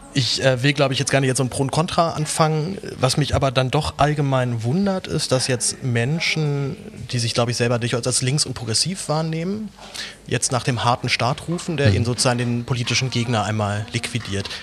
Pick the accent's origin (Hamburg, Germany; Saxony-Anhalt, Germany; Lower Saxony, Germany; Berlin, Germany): Berlin, Germany; also born or lived in Reutlingen; ich komme aus Berlin